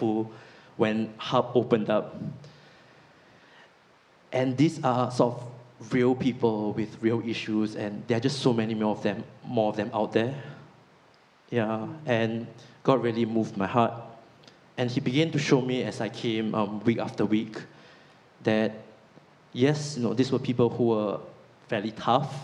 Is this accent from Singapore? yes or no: yes; Singapore; now in Nottingham, United Kingdom; I'm from Singapore, and Singapore is a really prosperous country